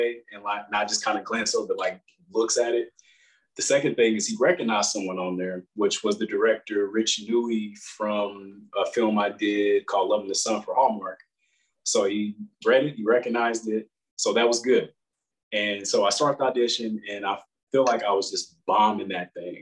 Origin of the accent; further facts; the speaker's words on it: Kansas City, Kansas, United States; moved away as an adult; now in Georgia, United States; I'm originally from Kansas City